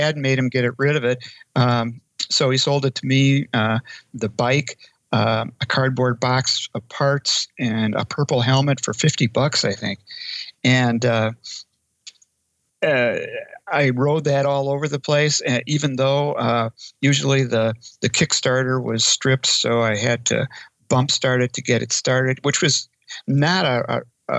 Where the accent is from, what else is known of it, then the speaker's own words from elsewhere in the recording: Eau Claire, Wisconsin, United States; I am from Eau Claire, Wisconsin